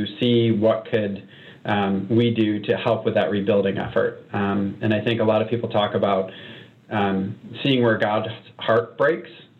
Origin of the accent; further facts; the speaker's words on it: Michigan, United States; moved away as an adult; now in Cincinnati, United States; born and raised in Michigan